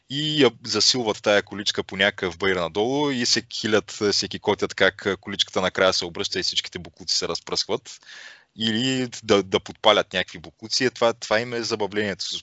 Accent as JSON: {"language": "Bulgarian", "country": "Bulgaria", "said": "Горд съм, че съм българин."}